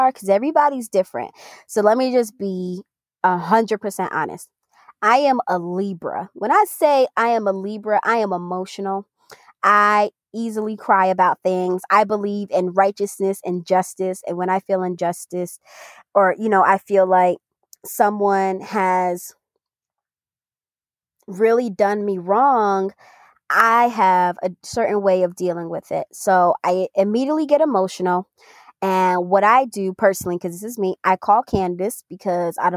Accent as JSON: {"language": "English", "region": "New York", "country": "United States", "said": "we're from New York and we're also Caribbean"}